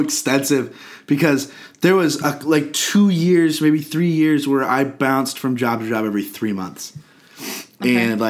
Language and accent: English; Eden Prairie, Minnesota, United States; I was born February 4th, 1994. I was born in Eden Prairie, Minnesota.